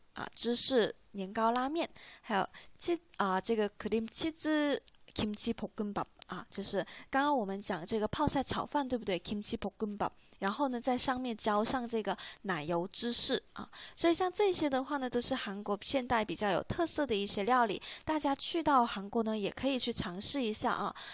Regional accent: China; 像我们中国人

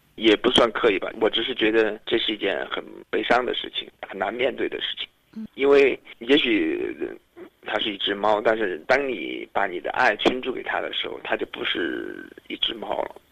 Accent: Sichuan, China; 这就是我的， 家乡

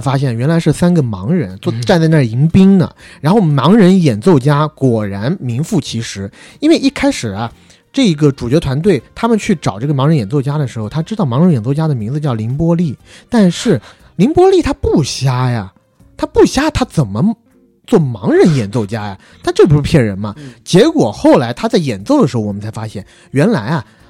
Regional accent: China; moved away as an adult; 我们在成年之前，基本上都是在国内长大的孩子

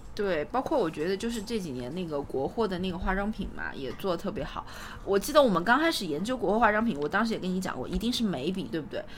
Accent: China; 作为中国人

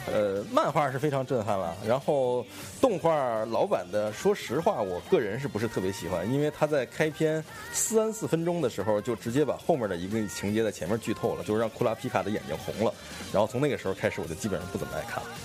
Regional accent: Beijing, China; accent: Beijing dialect; 咱们北京话叫狗食孩子或者什么呀，叫混孩子的这种

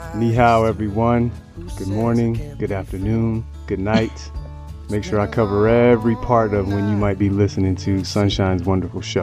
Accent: Chicago, Illinois, United States; moved away as an adult; also born or lived in Florida; now in Beijing, China; I am originally from the United States by way of Chicago

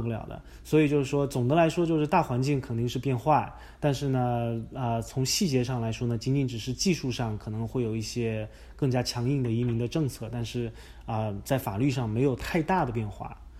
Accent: China; moved away as an adult; also born or lived in Virginia, United States; now in United States; 我是在国内长大，然后我是在，啊，人民大学读的法学院本科

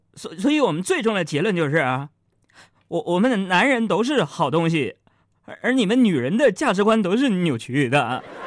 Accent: Beijing, China; 咱们北京人

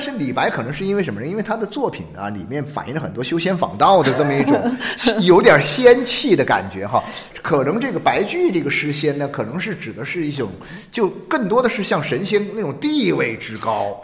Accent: Jiangxi, China; moved away; 我是以前在江西

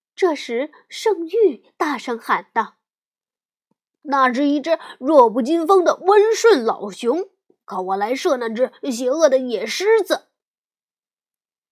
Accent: China; 我们中国人

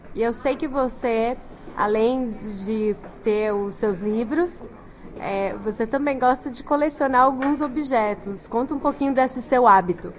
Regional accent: São Paulo, Brazil; eu sou paulistana

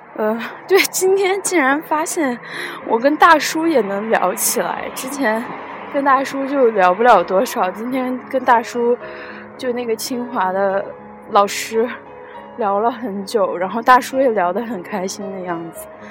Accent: Luoyang, Henan, China; accent: Luoyang dialect; 我们洛阳话说是死鬼

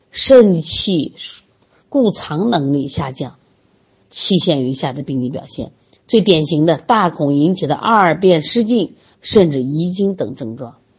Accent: Sichuan, China; 我们四川人爱吃辣

